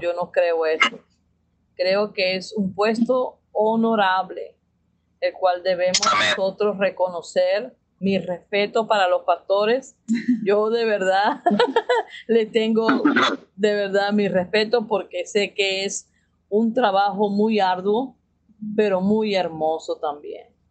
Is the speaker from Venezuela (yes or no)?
yes; Venezuela; moved away as an adult; now in Mexico; somos venezolanos, venimos aquí a México